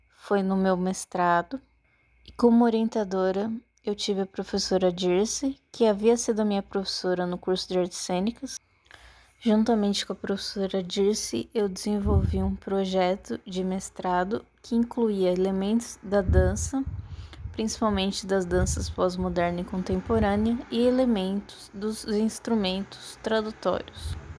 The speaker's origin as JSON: {"language": "Portuguese", "town": "Campinas", "region": "São Paulo", "country": "Brazil", "tie": "born or raised there", "moved": "yes", "lives_now": "Florianópolis, Brazil", "said": "Eu nasci em Campinas, São Paulo e atualmente moro em Florianópolis, Santa Catarina."}